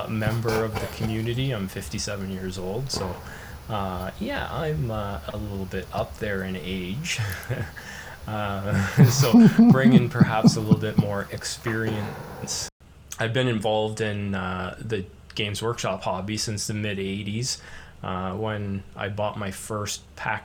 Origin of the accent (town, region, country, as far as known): Canada